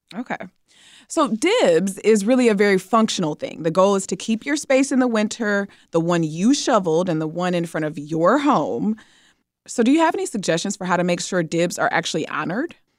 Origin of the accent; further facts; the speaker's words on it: Detroit, Michigan, United States; now in Chicago, United States; I'm from Detroit